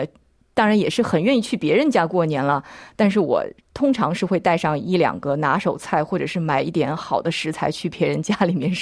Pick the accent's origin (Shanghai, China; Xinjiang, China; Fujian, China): Shanghai, China; 我是上海人，所以我烧的菜基本上还是。具有这个上海特色的